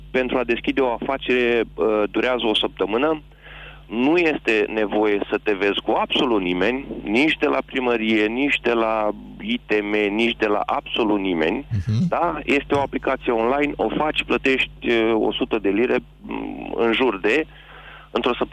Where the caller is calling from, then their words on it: England, United Kingdom; Uh, din Anglia.